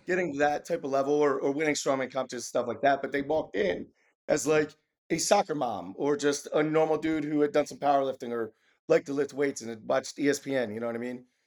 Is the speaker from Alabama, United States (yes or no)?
no; Maryland, United States; I'm from Maryland, born and bred from Maryland